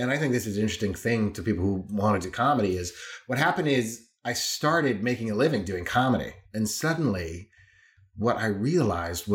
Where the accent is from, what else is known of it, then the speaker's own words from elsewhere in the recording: Claremont, California, United States; moved away as an adult; also born or lived in Amsterdam, Netherlands; now in London, United Kingdom; I grew up in a city called Claremont, which is, you know, 20 miles east of Los Angeles